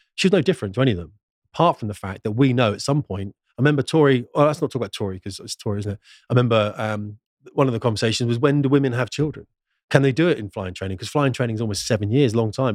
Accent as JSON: {"language": "English", "country": "United Kingdom", "said": "a British man"}